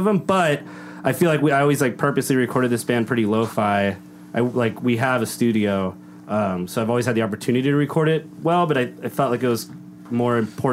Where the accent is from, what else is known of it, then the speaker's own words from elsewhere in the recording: Downey, California, United States; my family and people I grew up with in Downey